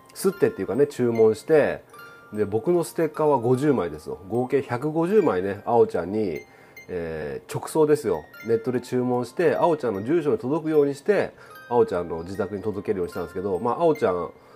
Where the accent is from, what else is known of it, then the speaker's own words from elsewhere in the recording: Okayama, Japan; 岡山ミルクフェア僕の地元のね岡山ミルクフェアがあったわけなんで